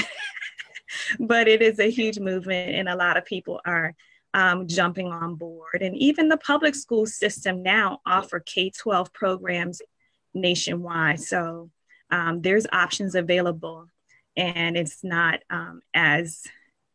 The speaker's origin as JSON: {"language": "English", "town": "Richmond", "region": "Virginia", "country": "United States", "tie": "born or raised there", "said": "I grew up in Richmond, Virginia."}